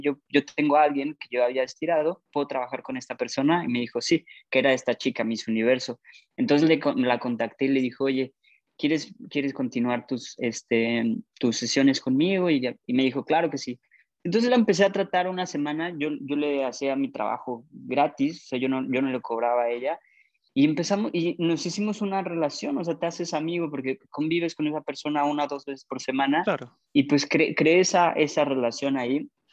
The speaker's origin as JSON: {"language": "Spanish", "country": "Mexico", "moved": "as an adult", "said": "yo aprendí inglés en México y lo he mejorado mucho aquí, pero no es mi, no es mi primer idioma"}